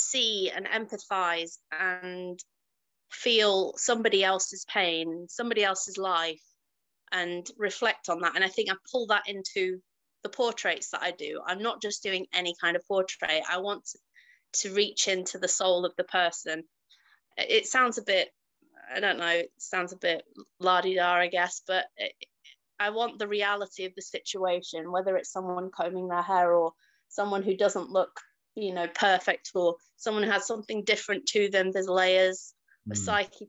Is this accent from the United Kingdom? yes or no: yes; Leeds, Yorkshire and the Humber, United Kingdom; I was born in Leeds and grew up in Chapel Town